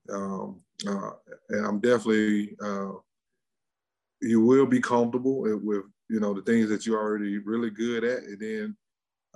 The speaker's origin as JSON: {"language": "English", "region": "Mississippi", "country": "United States", "said": "We're from Mississippi."}